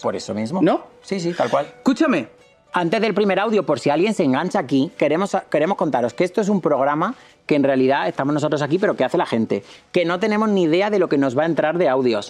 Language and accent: Spanish; Córdoba, Andalusia, Spain; es que soy de Córdoba